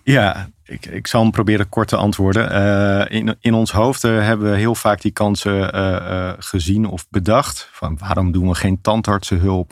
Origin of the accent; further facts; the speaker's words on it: Amsterdam, North Holland, Netherlands; In Amsterdam. niet ver van de podcaststudio vandaan hier. Eh, eh, echt in het centrum. Eh, we hadden vroeger niet veel geld, maar we woonden wel in de grachtgordel